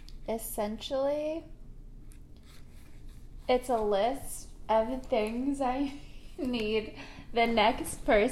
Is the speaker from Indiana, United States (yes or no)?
no; Virginia Beach, Virginia, United States; growing up in Virginia Beach.